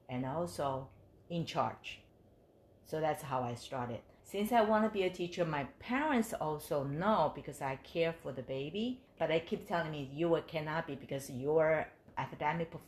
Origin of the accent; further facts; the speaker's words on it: Taipei, Taiwan; moved away as an adult; now in United States; I grew up in Taiwan, Taipei.